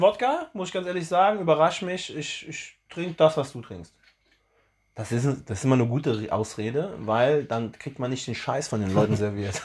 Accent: Germany; bei uns in Deutschland

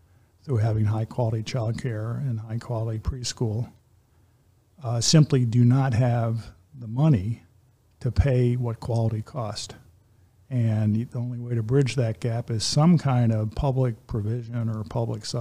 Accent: Philadelphia, Pennsylvania, United States; now in Kalamazoo, United States; I grew up in the Philadelphia area, although I've been in Kalamazoo since 1989

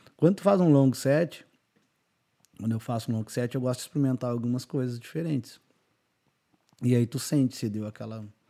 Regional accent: Bagé, Rio Grande do Sul, Brazil; moved away as an adult; also born or lived in Santa Catarina; saí de Bagé, fui pra. Morei em Santa Catarina

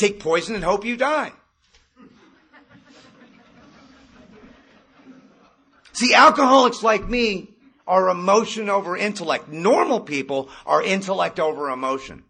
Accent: Malibu, California, United States; I grew up in Malibu

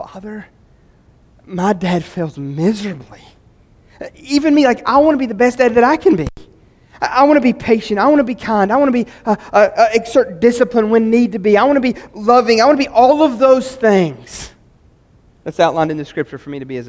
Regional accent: West Virginia, United States

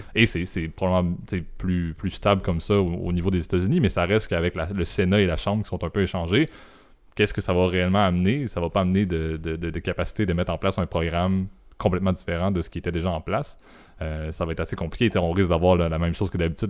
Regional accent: Canada; en tant que Canadien et au Canada

